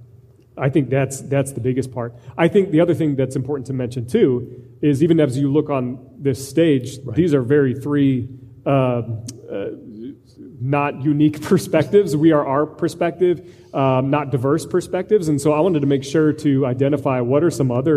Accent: Iowa, United States; I'm from Iowa

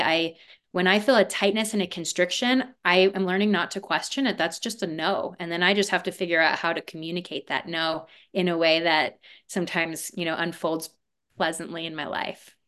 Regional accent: Aspen, Colorado, United States; also born or lived in Harlem, New York; they moved to a little place called Aspen, Colorado. And that is where I was raised

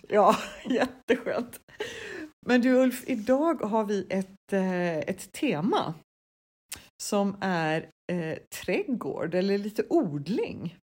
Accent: Sweden; moved away; vi svenskar som är soldyrkare

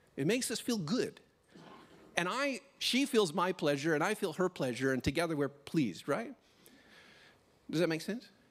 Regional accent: Canada; now in Australia; a Canadian little boy

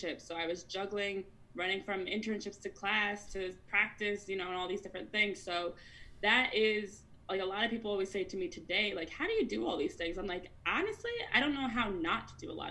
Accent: New Jersey, United States; I'm from Jersey, I still live in Jersey

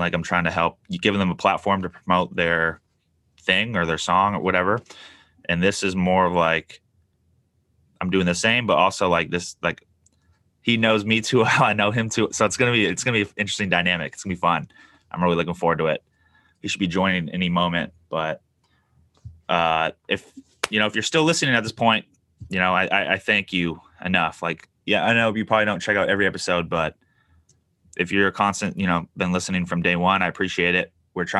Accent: San Diego, California, United States; now in Buffalo, United States; Obviously, I moved to Buffalo from San Diego.

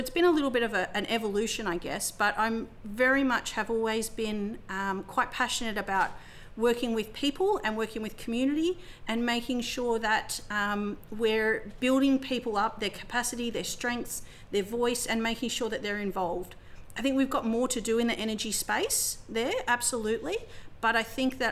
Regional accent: South Gippsland and Wellington, Victoria, Australia; also born or lived in Melbourne; for me growing up in South Gippsland and in Wellington, it was very much, it was great

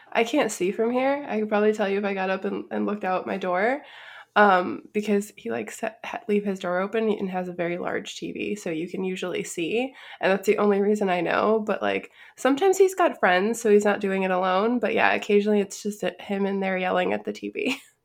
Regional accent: Chicago, Illinois, United States; I'm also from the Midwest, and I'm from, like, the northwest side of Chicago, which is a very union-heavy area of the city

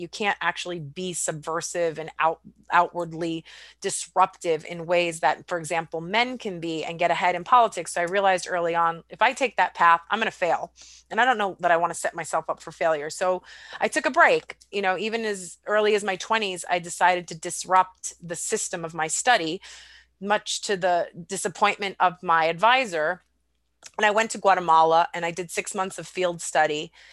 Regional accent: United States; I was raised here in the United States

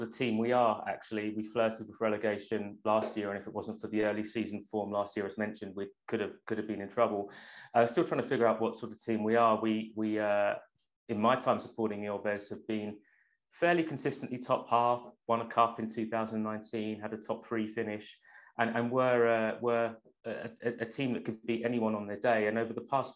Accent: London, United Kingdom; now in Finland; growing up in London

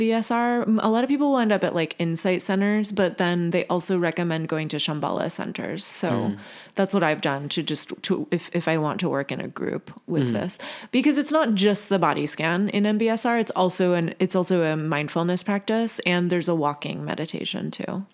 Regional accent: Virginia, United States; I grew up in Virginia

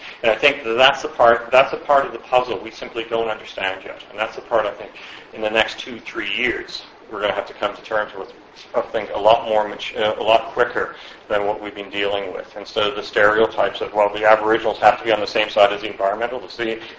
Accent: Canada; Makes it interesting as an academic, makes it scary as a Canadian.

